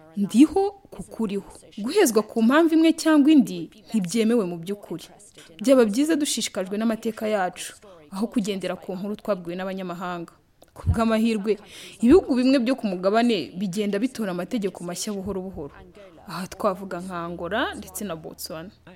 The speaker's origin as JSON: {"language": "Kinyarwanda", "country": "Togo", "moved": "yes", "lives_now": "Canada", "said": "muri togo aho nkomoka"}